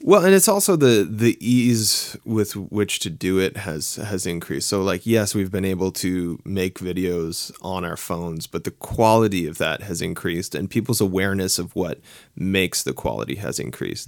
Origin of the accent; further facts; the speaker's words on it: Halifax, Nova Scotia, Canada; moved away as an adult; now in Toronto, Canada; I'm from Halifax. I lived there for a really long time. I moved. I live in Toronto now